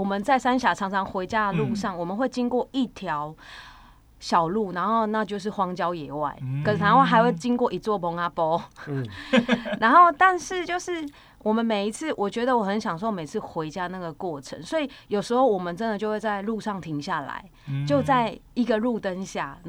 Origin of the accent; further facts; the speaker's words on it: Kaohsiung, Taiwan; also born or lived in Sanxia; 我是高雄人